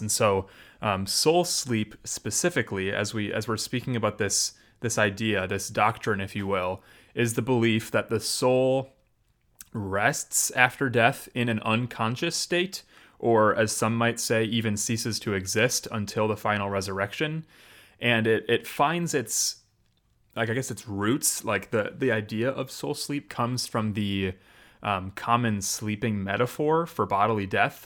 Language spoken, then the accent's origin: English; Janesville, Wisconsin, United States; Janesville, which is technically my hometown